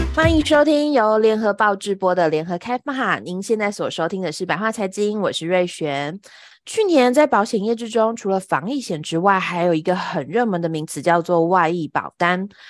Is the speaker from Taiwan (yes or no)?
yes; Taiwan; 我们台湾人